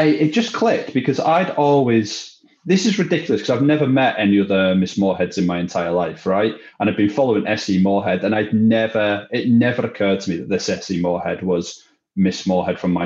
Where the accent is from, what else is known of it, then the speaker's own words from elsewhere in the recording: Widnes, North West England, United Kingdom; moved away as an adult; my only interest in Widnes was leaving it as quickly as possible. Like I did not want to be there growing up.